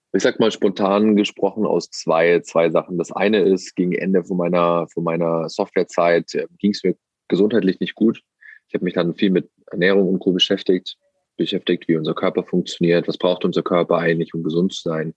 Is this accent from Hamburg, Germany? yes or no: no; Wangen im Allgäu, Baden-Württemberg, Germany; sitze hier im schönen Wangen im Allgäu in der Nähe vom Bodensee, wo ich aufgewachsen bin, wo ich wieder lebe und wohne.